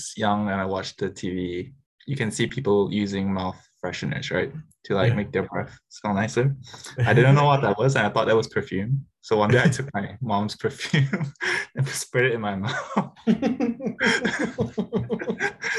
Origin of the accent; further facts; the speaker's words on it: Singapore; moved away; also born or lived in Indonesia / United States; I was born in Indonesia, raised in Singapore